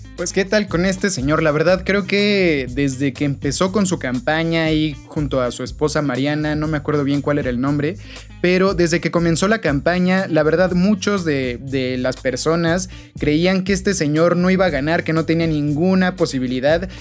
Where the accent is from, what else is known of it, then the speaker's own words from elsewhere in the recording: Mexico; nosotros como ciudadanos, como eh, mexicanos